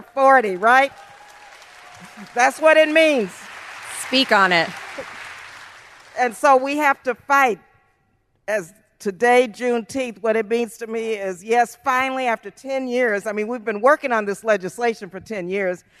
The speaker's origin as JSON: {"language": "English", "town": "El Paso", "region": "Texas", "country": "United States", "tie": "born or raised there", "moved": "yes", "said": "I was born and raised in El Paso, Texas."}